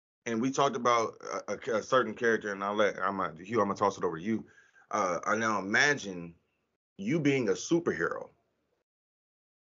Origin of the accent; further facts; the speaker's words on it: United States; as a black man growing up in America